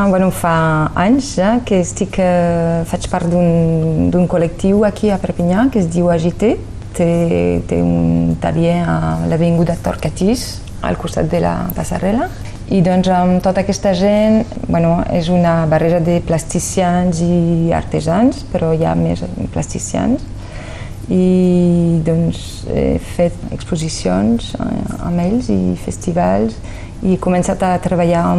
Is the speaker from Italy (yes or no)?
no; Paris, Île-de-France, France; born there; De fet, vaig néixer a, a París